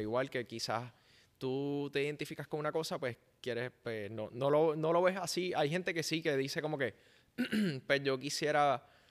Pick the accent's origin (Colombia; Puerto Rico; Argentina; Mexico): Puerto Rico; first language Spanish; es su primer lenguaje como puertorriqueño